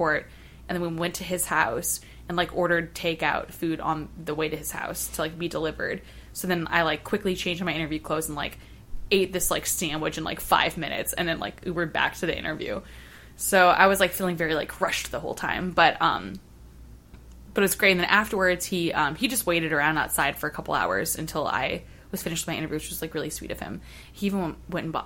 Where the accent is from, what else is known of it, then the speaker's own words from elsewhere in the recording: St. Louis, Missouri, United States; I've been born and raised in St. Louis, mm-hmm. like, have never lived anywhere else